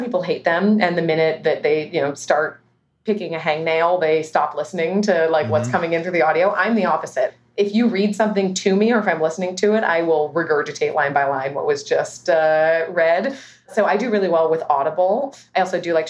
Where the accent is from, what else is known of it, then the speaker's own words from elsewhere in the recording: Los Altos, California, United States; I grew up here in the Bay Area